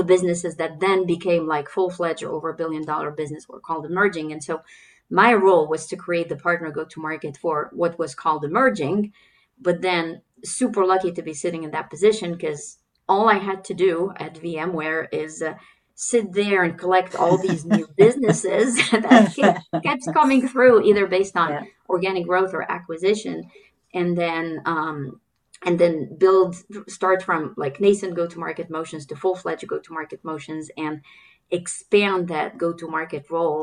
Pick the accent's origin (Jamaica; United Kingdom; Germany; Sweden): Germany; born there; also born or lived in Kuwait / Turkey / Belgium; But in addition to that, I was born in Germany. I lived in Kuwait, Turkey, Belgium, to name a few.